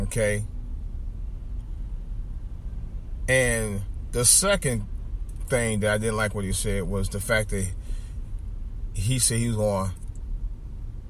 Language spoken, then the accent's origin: English; Cleveland, Ohio, United States; my hometown, Cleveland, Ohio